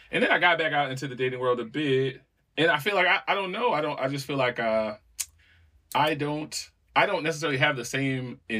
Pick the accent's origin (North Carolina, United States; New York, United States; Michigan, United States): North Carolina, United States; Walkertown; Yeah, man, you know, I'm from Walkertown, man. It's is the home of pimps and players.